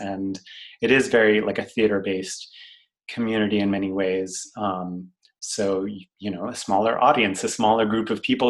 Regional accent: Washington, District of Columbia, United States; also born or lived in Boston / Los Angeles; now in Philadelphia, United States; Been here for almost 5 years now. I'm originally from Washington, D.C., but I went to school in Boston and then lived in L.A. for almost 7 years, and now I'm here.

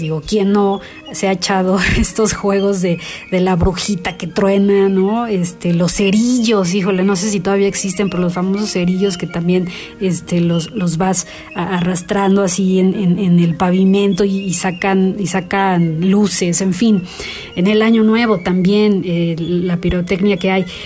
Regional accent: Mexico; quienes viven en México, quienes somos mexicanos

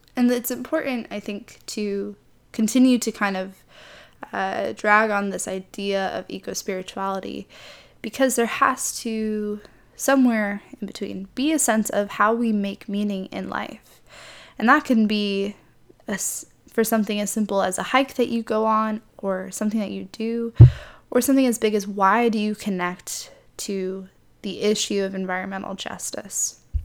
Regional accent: Midwest, United States; moved away as an adult; now in California, United States; I grew up in the Midwest, so the closest body of water to me was Lake Michigan

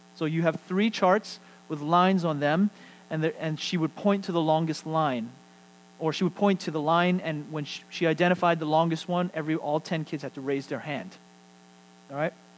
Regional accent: United States; as American Christians

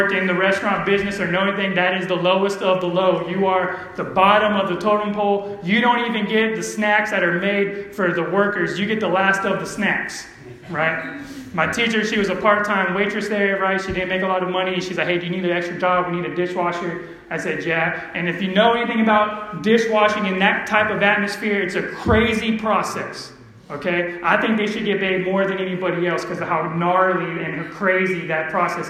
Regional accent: Empire, California, United States; I'm from Empire

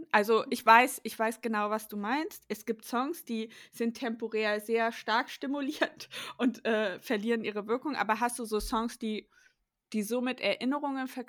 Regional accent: East Germany, Germany; ich bin am Ende der DDR geboren

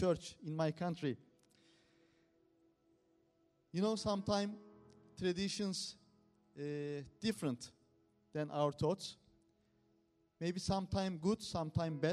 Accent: Turkey; English is a second language; moved away; We are from Turkey

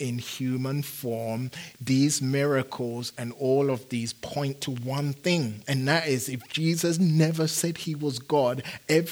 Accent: London, United Kingdom; moved away as an adult; also born or lived in Phoenix; now in United States; growing up in London

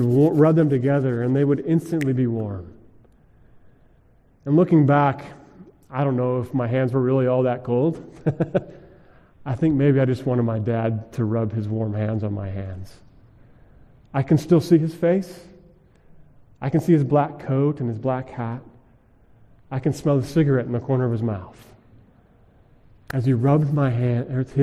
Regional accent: Colorado, United States; Growing up in Colorado, we went skiing a lot.

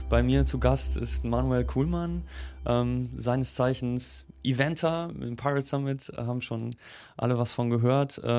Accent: Germany; also als Deutscher ist das so, äh, ich meine, ich weiß nicht, wie das für dich klingt, aber für, für, für Deutsche ist das so eine lustige Sprache.

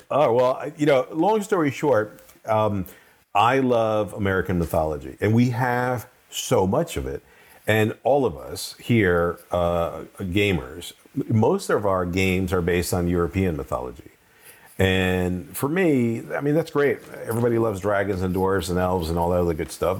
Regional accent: Venezuela; also born or lived in Colombia; now in United States; I grew up in Venezuela, sort of, and Colombia

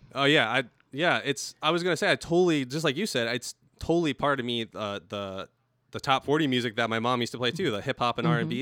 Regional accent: El Cajon, California, United States; also born or lived in La Mesa, California; was born in La Mesa and grew up in El Cajon, California

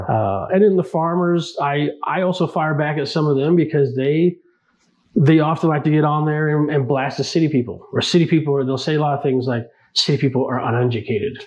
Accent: Northern California, United States; moved away as an adult; now in Omaha, United States; growing up in Northern California, we were exposed to a lot of, uh, you know, the gay community

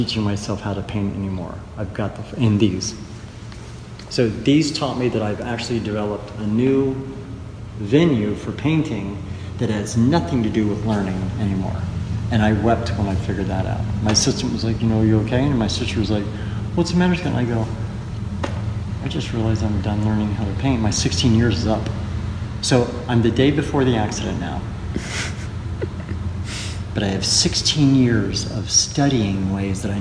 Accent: Dayton, Ohio, United States; I'm from Ohio

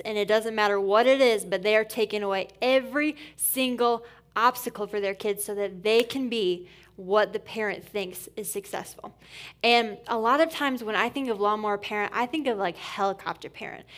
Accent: Port Huron, Michigan, United States; moved away as an adult; also born or lived in Indiana / Atlanta, Georgia; now in Grand Rapids, United States; I'm born and raised on the east side of Michigan

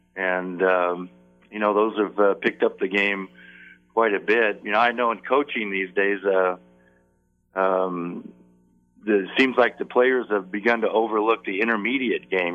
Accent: Phoenix, Arizona, United States; I, I grew up in Phoenix at, at a time when Phoenix was really a small

